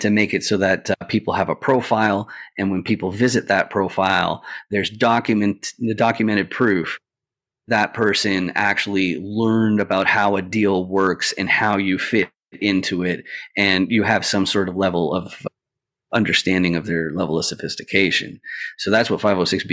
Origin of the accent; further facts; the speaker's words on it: Canada; I'm Canadian, and so I'm not a citizen